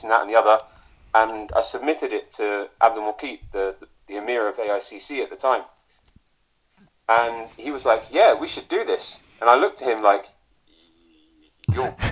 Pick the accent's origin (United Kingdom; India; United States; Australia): United Kingdom; South East England; I grew up in the Chilterns